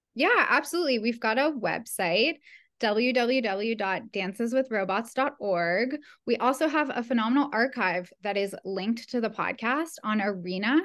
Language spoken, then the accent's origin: English; Ottawa, Ontario, Canada; I grew up in Canada, in Ottawa, Canada